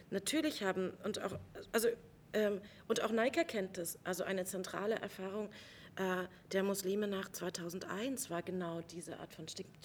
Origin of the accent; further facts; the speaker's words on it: East Germany, Germany; von mir als Ostdeutscher immer wieder verlangt wird